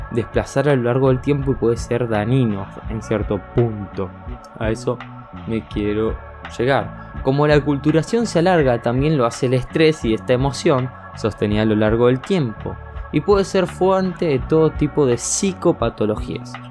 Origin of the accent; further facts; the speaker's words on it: Argentina; Por ejemplo, si yo … que soy de Argentina, me voy a ir a España, voy a tener que pasar este estrés por aculturizarme.